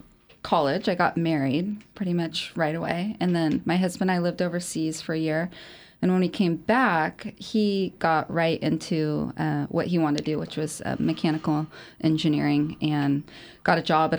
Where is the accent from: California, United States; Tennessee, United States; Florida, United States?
California, United States; San Luis Obispo; Growing up in San Luis. So, but no, then I came back and finished up at Cal Poly